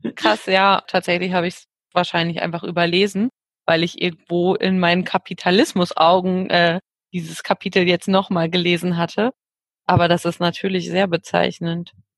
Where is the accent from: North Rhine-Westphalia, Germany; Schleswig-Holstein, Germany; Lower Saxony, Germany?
North Rhine-Westphalia, Germany; Ruhr area; ich komme aus dem Ruhrgebiet